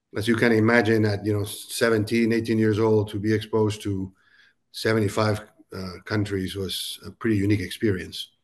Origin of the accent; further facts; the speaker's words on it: Peru; moved away as an adult; also born or lived in Silicon Valley, United States; now in Nashville, United States; I was actually born and raised in Peru and moved to the U S to go to college